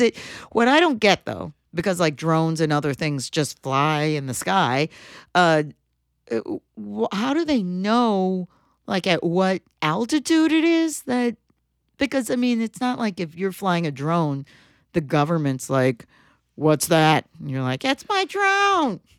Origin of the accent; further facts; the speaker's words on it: Michigan, United States; we're from Michigan